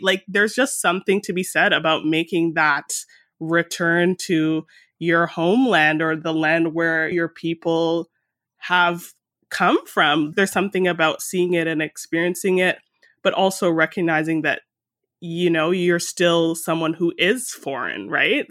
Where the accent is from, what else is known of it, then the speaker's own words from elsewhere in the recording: Mississauga, Ontario, Canada; also born or lived in Toronto; I was born in Toronto and grew up in a suburb that's around thirty minutes in light traffic west of the city called Mississauga